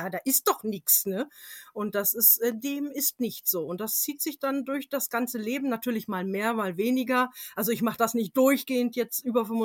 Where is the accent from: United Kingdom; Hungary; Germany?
United Kingdom; England; Und ich bin zum Teil in England aufgewachsen oh. und hatte oh. dort jede Menge kleine Manors und Castles in der Umgebung.